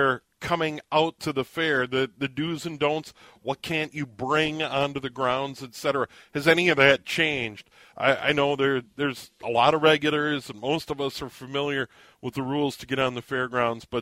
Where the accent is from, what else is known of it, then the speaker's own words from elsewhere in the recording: St. Paul, Minnesota, United States; I was born in St. Paul, and for the first 9 years of my life, lived just on the other side of Como Park on Maryland Avenue